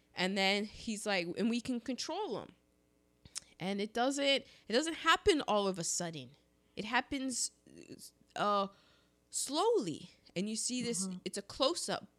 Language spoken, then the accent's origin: English; United States; I'm an American.